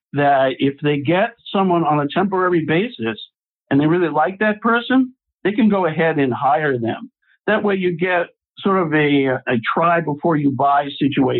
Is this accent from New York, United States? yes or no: no; Boston, Massachusetts, United States; now in Atlanta, United States; I'm originally from Boston, Massachusetts, and I'm a graduate of Boston University